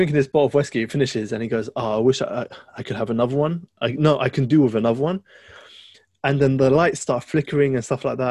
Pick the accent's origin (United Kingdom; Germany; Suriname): United Kingdom; London; That's my hometown.